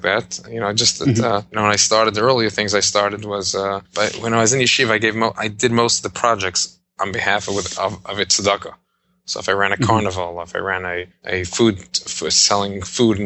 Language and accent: English; New York City, New York, United States; also born or lived in Jerusalem; I was born and grew up in Brooklyn, New York.